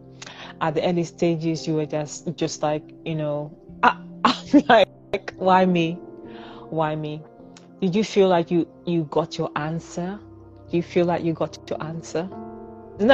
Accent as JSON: {"language": "English", "country": "Nigeria", "said": "I'm a Nigerian"}